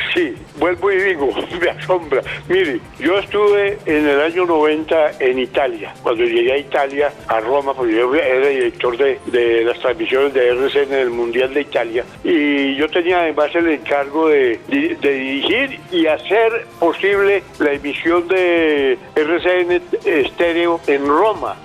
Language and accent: Spanish; Medellín, Antioquia, Colombia; yo soy de Medellín